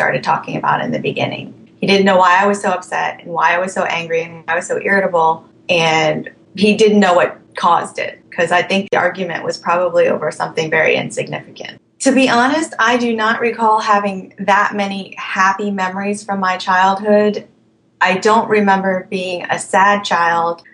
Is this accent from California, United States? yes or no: no; Alexandria, Virginia, United States; also born or lived in Thailand; I am from Alexandria, Virginia